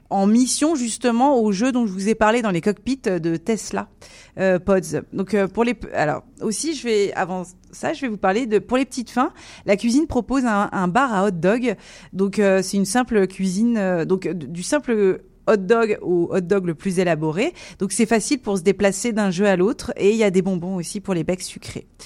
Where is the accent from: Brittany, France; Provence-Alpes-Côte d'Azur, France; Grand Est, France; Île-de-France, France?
Grand Est, France; je suis de la Marne aussi, donc je suis du département 51.